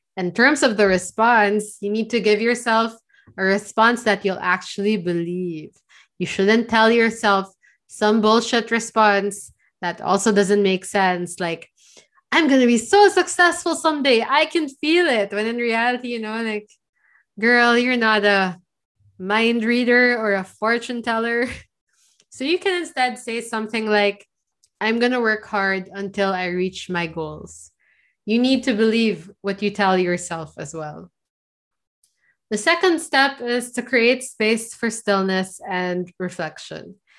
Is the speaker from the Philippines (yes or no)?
yes; Philippines; I'm from the Philippines.